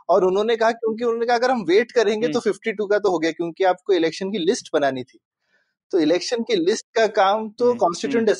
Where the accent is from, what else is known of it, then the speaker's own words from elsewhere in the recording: Uttar Pradesh, India; मैं यूपी में बड़ा हुआ हूँ